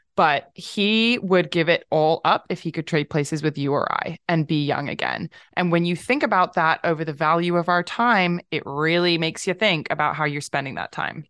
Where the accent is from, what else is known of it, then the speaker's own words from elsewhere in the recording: London, United Kingdom; moved away; also born or lived in California; I'm from London, but I lived in California for a long time